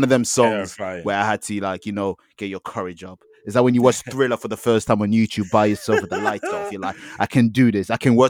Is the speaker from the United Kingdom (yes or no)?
yes; London, United Kingdom; I'm just a Londoner that loves NY rap.